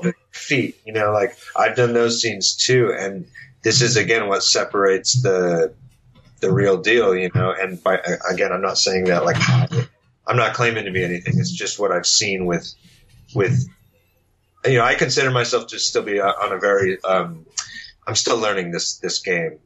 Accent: San Diego, California, United States; moved away as an adult; now in Los Angeles, United States; I grew up in San Diego in the punk scene in the early 2000s

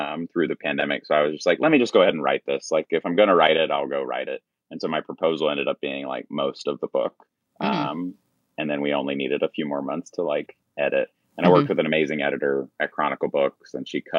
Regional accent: Roanoke, Virginia, United States; I grew up in Roanoke, Virginia

